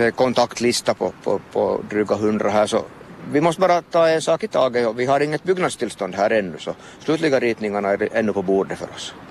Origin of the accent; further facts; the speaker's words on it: Vaasa, Ostrobothnia, Finland; som Vasabo har man relation till, till större byggnader